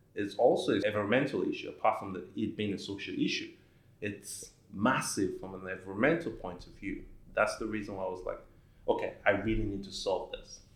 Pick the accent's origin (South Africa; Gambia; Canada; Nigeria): Nigeria; moved away as an adult; now in Dubai, United Arab Emirates; I'm originally from Nigeria